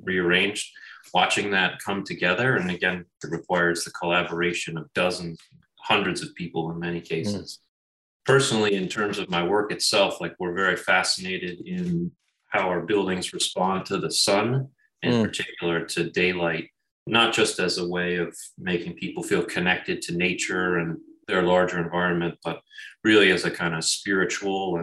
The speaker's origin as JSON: {"language": "English", "town": "Schenectady", "region": "New York", "country": "United States", "tie": "born or raised there", "also_born_or_lived": "Los Angeles", "moved": "as an adult", "lives_now": "Syracuse, United States", "said": "I grew up in the Albany, Schenectady kind of capital region area"}